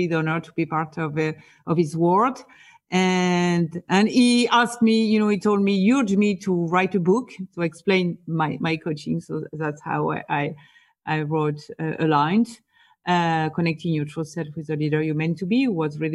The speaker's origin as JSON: {"language": "English", "country": "France", "tie": "born or raised there", "also_born_or_lived": "Boston, United States", "accent": "French", "second_language": "English", "moved": "as an adult", "lives_now": "New York, United States", "said": "So I am from France, as my accent can tell. So I was born and raised in France."}